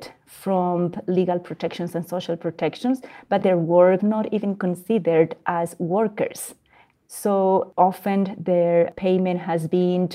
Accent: Bolivia; moved away; also born or lived in Mexico / Canada; I am born and raised in Bolivia, and I am based in between Mexico and Canada.

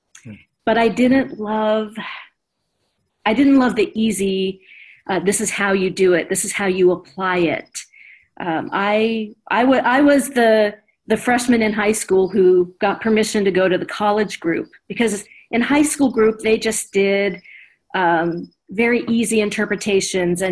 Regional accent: Orange County, California, United States; I grew up in Orange County, California

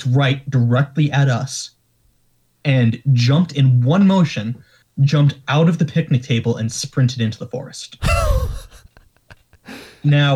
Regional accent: New York area, United States; we're from the New York area

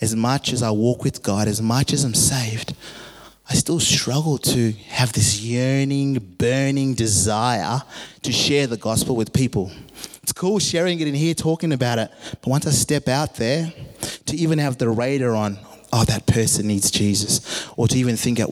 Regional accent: Zimbabwe; I grew up in Zimbabwe, a Christian nation

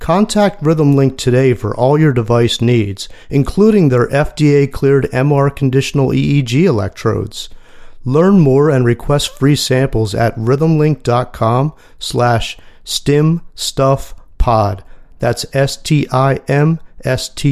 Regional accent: Philadelphia, Pennsylvania, United States; my hometown of Philly

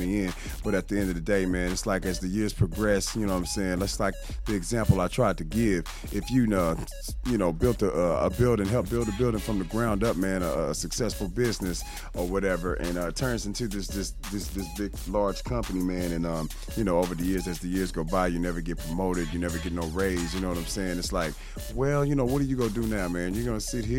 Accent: Kansas City, Missouri, United States; I hail from Kansas City, Missouri

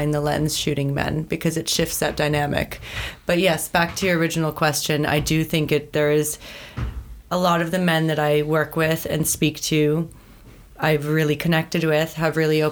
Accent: Thornhill, Ontario, Canada; I grew up in Thornhill, Ontario, a very lively suburban place

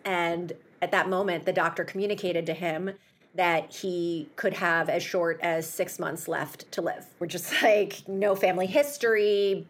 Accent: Chicago, Illinois, United States; my hometown of Chicago

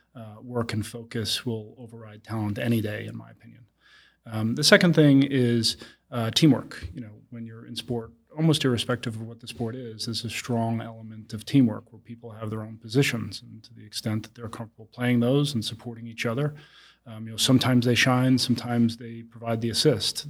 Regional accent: Long Island, New York, United States; I grew up in Long Island and, uh, to a very middle-class family.

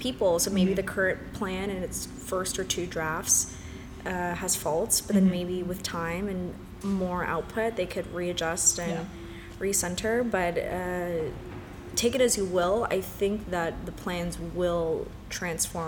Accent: Los Angeles, California, United States; being born and bred in Los Angeles

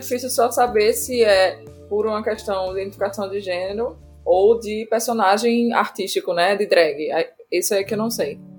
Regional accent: Recife, Pernambuco, Brazil; Eu sou de Recife

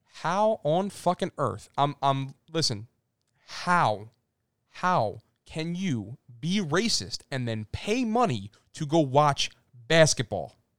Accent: Philadelphia, Pennsylvania, United States; we are from Philadelphia

